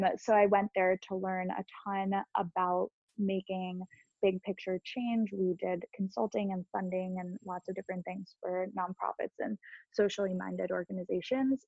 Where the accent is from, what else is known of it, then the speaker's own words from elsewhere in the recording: Long Island, New York, United States; I grew up on Long Island and went to NYU